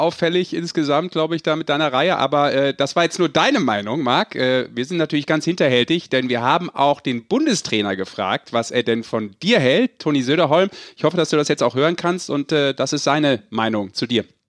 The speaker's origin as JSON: {"language": "German", "region": "Rhineland", "country": "Germany", "said": "Ich als Rheinländer"}